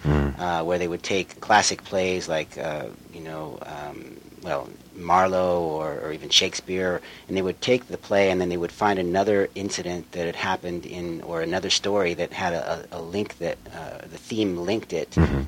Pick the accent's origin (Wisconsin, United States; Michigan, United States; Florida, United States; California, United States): California, United States; Los Angeles; also born or lived in England; born on Sunset Boulevard in hmm. Hollywood and uh, at Kaiser Hospital, and uh, you know, grew up here